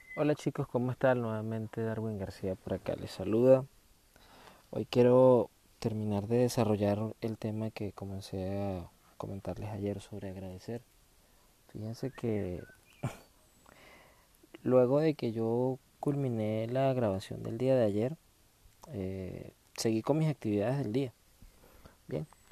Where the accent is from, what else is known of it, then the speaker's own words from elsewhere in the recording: Venezuela; en mi país, en Venezuela.